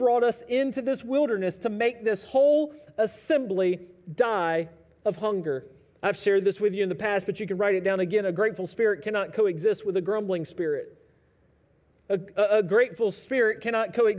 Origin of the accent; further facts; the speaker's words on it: United States; us as American Christians